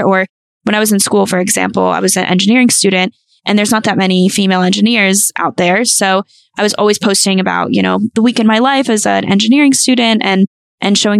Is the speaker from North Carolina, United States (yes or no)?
yes; North Carolina, United States; moved away; I am from North Carolina. So my family's all there.